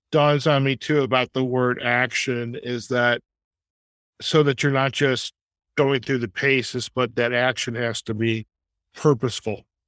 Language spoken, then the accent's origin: English; Detroit suburbs, Michigan, United States; moved away; also born or lived in Chicago; growing up in the Detroit suburbs